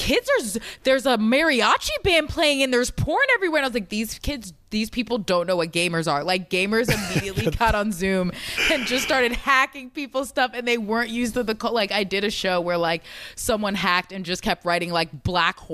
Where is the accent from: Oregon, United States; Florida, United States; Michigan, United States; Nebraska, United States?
Florida, United States; Jacksonville; moved away; I'm from Jacksonville, Florida